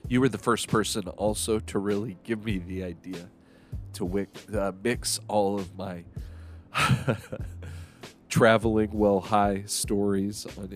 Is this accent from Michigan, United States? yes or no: no; Arizona, United States; my home state